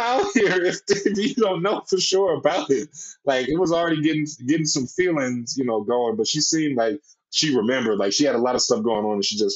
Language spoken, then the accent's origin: English; Peoria, Illinois, United States; also born or lived in Mississippi; I was raised in Peoria, Illinois